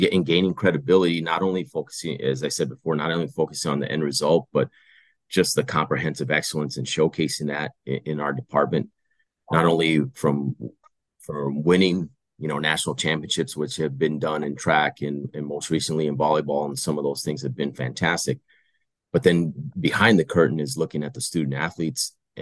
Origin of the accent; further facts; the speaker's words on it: Tucson, Arizona, United States; moved away; Tucson, my hometown